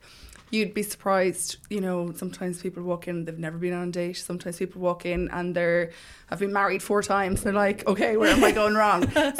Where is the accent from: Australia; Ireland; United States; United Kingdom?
Ireland; Mullingar, Leinster; moved away as an adult; I'm originally from Mullingar.